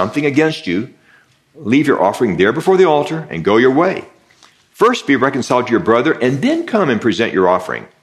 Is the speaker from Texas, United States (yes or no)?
yes; Texas, United States; I grew up in Texas